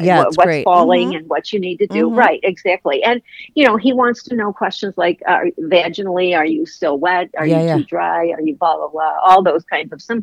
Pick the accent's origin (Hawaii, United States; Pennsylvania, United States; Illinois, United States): Illinois, United States; Chicago; also born or lived in Virginia; now in Florida, United States; I'm from Chicago. I live in Florida